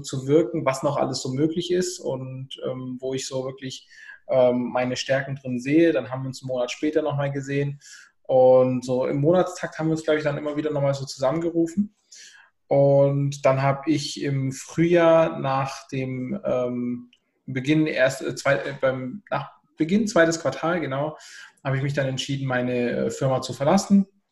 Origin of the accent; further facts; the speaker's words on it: Southern Germany, Germany; ich komme aus dem Süden, Deutschlands